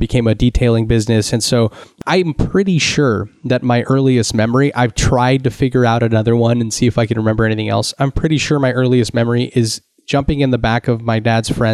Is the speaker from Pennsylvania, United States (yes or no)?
no; Santa Cruz, California, United States; I grew up in Northern California in the Santa Cruz area